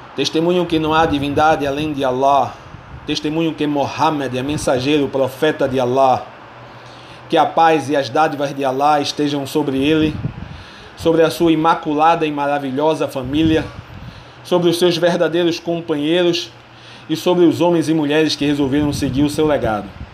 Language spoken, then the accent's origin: Portuguese; Brazil; Como brasileiro, muçulmano e professor